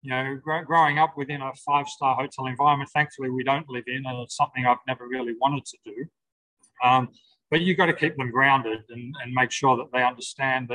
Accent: Sydney, New South Wales, Australia; I'm from Sydney.

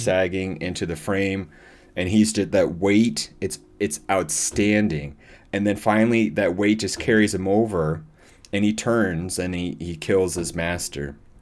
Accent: Iowa City, Iowa, United States; also born or lived in Dublin; I was born in Iowa City

